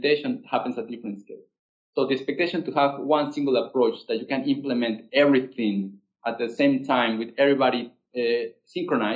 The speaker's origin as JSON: {"language": "English", "country": "Peru", "said": "I'm from Peru"}